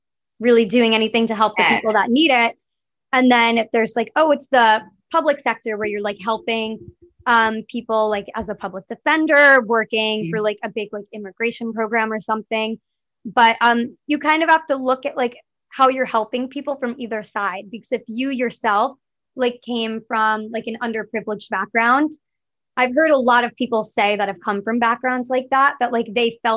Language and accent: English; United States; I was born in America